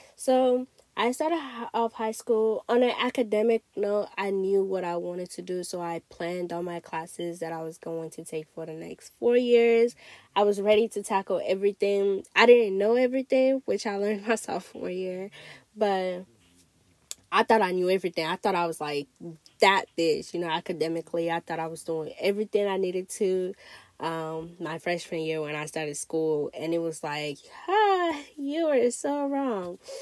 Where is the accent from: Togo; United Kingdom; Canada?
Togo; also born or lived in Ghana; now in United States; I grew up in Togo, but I spent, you know, I spent my life going back and forth to Ghana